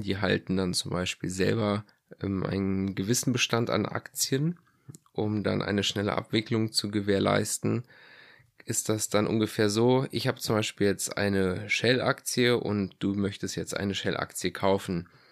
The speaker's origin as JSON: {"language": "German", "country": "Germany", "said": "hier bei uns in Deutschland"}